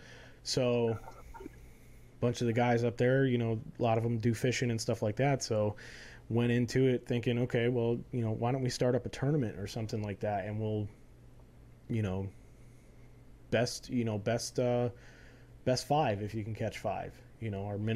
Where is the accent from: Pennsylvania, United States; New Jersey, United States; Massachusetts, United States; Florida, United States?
Florida, United States; moved away; also born or lived in North Carolina; born and raised in Florida, just like you are. Lived in North Carolina for a little while, about 10 years, and then came back